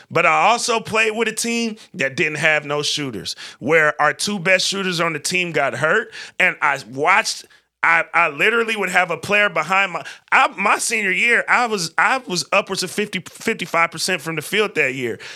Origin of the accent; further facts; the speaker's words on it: West Coast, United States; growing up in the West Coast